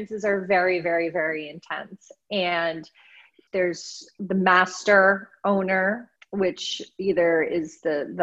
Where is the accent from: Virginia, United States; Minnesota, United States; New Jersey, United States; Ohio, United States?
New Jersey, United States; also born or lived in Boston; now in Los Angeles, United States; I grew up in New Jersey